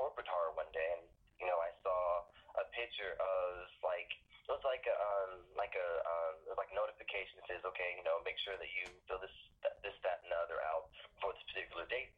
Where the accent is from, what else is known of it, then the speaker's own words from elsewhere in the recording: Johns Island, South Carolina, United States; accent: Geechee; I'm from John's Island, South Carolina